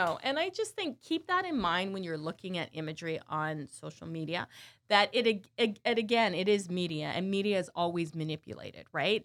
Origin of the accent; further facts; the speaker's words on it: Burlington, Ontario, Canada; growing up in Canada, I grew up in, uh, in Burlington, Ontario